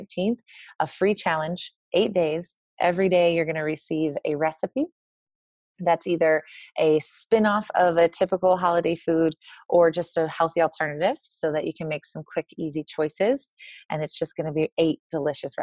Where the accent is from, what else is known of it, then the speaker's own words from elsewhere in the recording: Missouri, United States; I am from Missouri